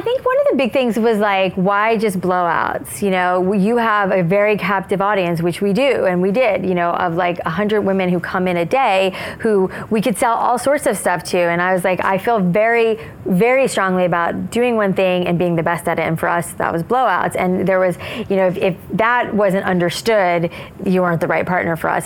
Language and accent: English; South Florida, United States; I grew up in South Florida where it was like frizzy hair